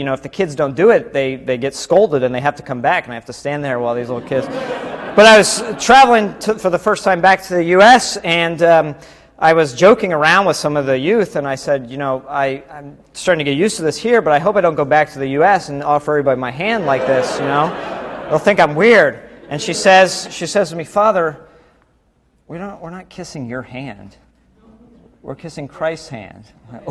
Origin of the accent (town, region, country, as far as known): United States; now in Mexico